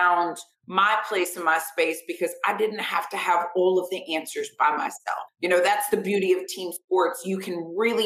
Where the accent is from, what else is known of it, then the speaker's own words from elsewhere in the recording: Vero Beach, Florida, United States; I grew up in Vero Beach, Florida, where football is like a way of life